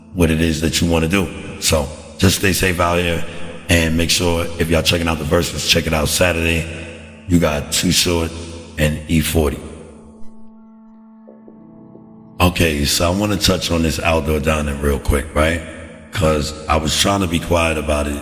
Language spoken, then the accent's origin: English; United States; as an American citizen